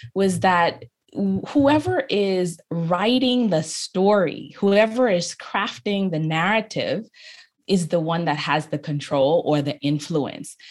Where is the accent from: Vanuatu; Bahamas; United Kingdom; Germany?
Bahamas; Freeport, Grand Bahama; I grew up in Freeport, Grand Bahama